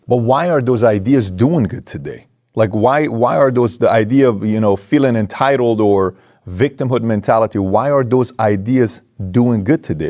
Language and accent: English; Iran; moved away; also born or lived in Germany; I come from Iran